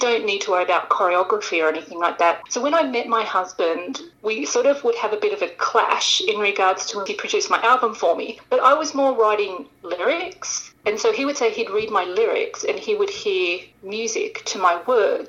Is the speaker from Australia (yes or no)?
yes; Sydney, New South Wales, Australia; moved away as an adult; now in Los Angeles, United States; I'm originally from Sydney, Australia, and I moved to Los Angeles